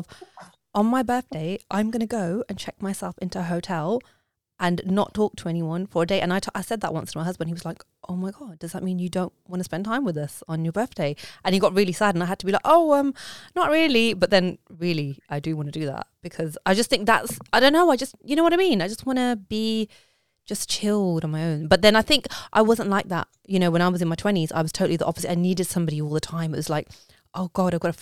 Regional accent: Coventry, West Midlands, United Kingdom; moved away as an adult; also born or lived in London; now in Berkshire, United Kingdom; I was born and brought up in Coventry

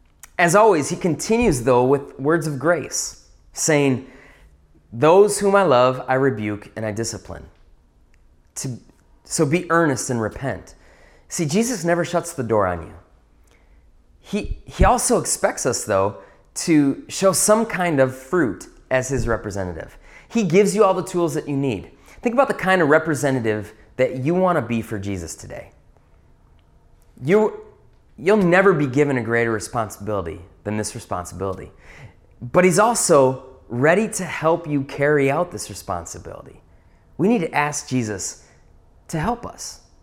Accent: Wisconsin, United States; Now, growing up in the North Woods of Wisconsin, there's one thing that we do well.

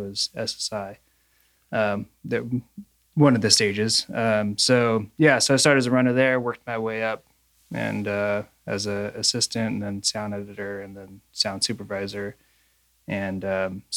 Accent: Los Angeles, California, United States; born and raised in Los Angeles

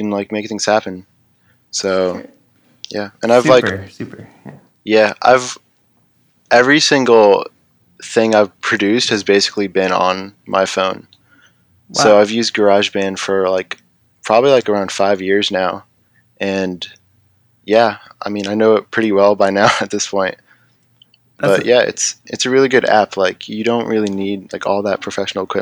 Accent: Virginia Beach, Virginia, United States; I'm from Virginia Beach

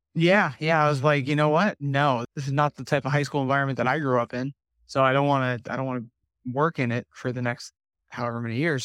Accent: New Jersey, United States; now in Southwest Florida, United States; I was born and raised in New Jersey

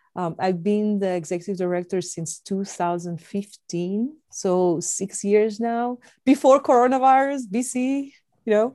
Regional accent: Athens, Attica, Greece; moved away as an adult; also born or lived in Indiana, United States; now in United States; I was born and raised in Athens, Greece

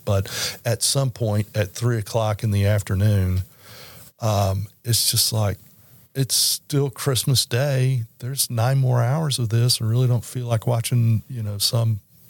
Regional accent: Baton Rouge, Louisiana, United States; when I was a kid growing up in Baton Rouge

